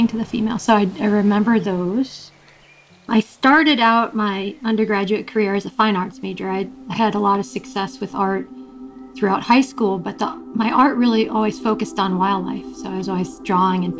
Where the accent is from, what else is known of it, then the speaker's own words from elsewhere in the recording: Long Island, New York, United States; moved away as an adult; I grew up on Long Island, outside of New York City